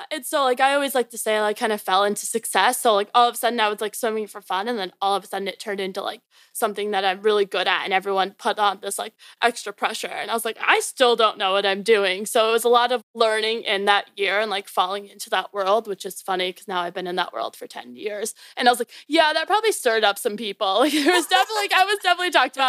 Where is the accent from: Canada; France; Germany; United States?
United States; Naperville, Illinois; moved away as an adult; also born or lived in Maryland; now in Virginia, United States; I was born and raised in Chicago, so a little bit outside called Naperville. And I lived there literally my whole life.